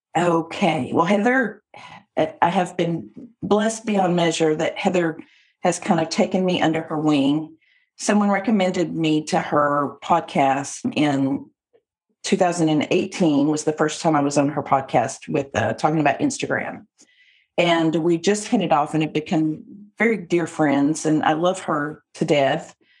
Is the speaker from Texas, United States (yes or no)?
yes; Texas, United States; I'm a Texan